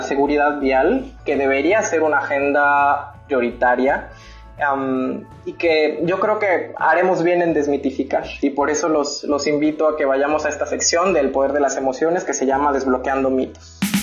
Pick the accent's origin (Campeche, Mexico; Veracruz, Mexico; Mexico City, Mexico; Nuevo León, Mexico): Veracruz, Mexico; also born or lived in Monterrey; soy de Veracruz